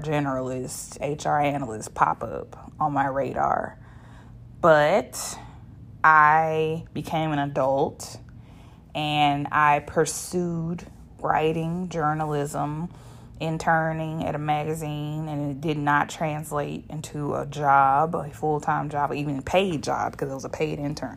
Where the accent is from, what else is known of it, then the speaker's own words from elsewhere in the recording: Shreveport, Louisiana, United States; I am from Shreveport, Louisiana, and I don't talk like that. I ain't never talked like